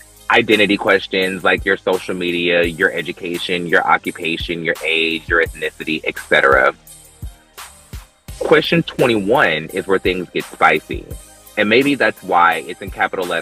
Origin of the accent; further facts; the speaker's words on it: North Carolina, United States; I'm from North Carolina